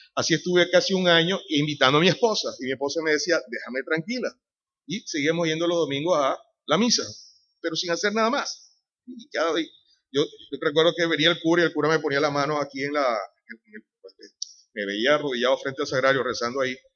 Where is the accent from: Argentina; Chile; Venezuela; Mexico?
Venezuela; moved away as an adult; also born or lived in Madrid, Spain; now in Sanlúcar de Barrameda, Spain; soy de Venezuela. Tenemos ya cerca de 17 años en España